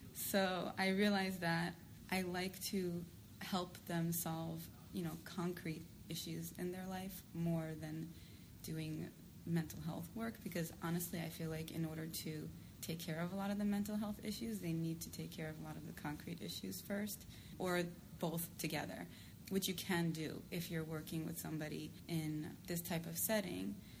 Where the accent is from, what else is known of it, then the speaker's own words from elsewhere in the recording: New York City, New York, United States; I'm from New York City